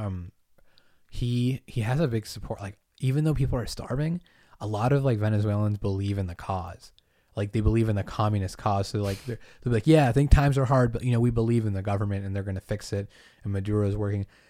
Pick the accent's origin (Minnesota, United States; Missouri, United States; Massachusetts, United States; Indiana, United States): Massachusetts, United States; moved away; I was born on an island, grew up in Massachusetts.